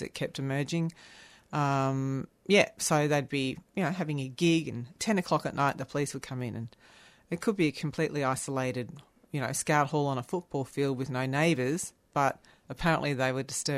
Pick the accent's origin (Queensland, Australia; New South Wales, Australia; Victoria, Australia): Victoria, Australia; Melbourne; I'm from Melbourne